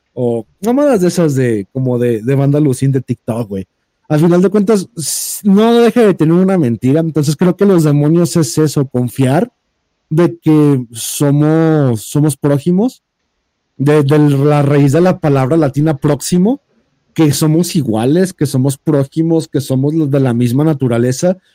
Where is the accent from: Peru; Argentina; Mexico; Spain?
Mexico; Jalisco; soy de Jalisco